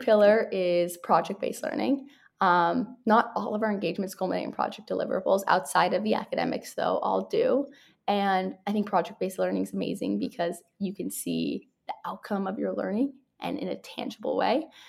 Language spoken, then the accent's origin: English; New York City, New York, United States; moved away as an adult; now in San Francisco, United States; I grew up in New York City and my mom's from Canada